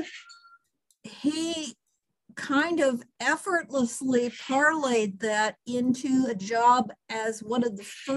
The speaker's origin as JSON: {"language": "English", "region": "Northern Indiana", "country": "United States", "moved": "yes", "said": "originally I'm from Northern Indiana"}